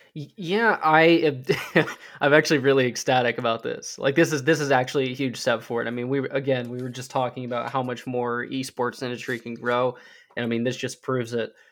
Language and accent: English; United States; as Americans